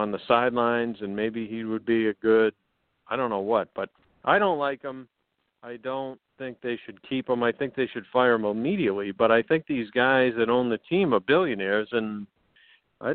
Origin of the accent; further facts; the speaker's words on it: Boston, Massachusetts, United States; moved away as an adult; also born or lived in Manhattan; now in New York, United States; I grew up in Boston, so I'm a Pats fan.